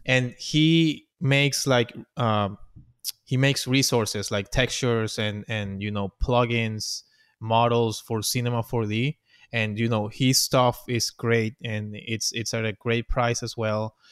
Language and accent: English; Venezuela; English is a second language; moved away as an adult; also born or lived in Orlando; now in United States; I came here to the United States. I'm from Venezuela, and I came here in, uh, twenty ten